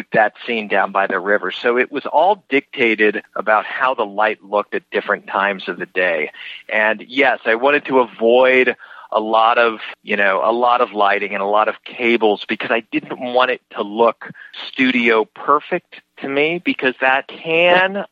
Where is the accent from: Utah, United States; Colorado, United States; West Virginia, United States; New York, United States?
Colorado, United States; moved away; I grew up in Colorado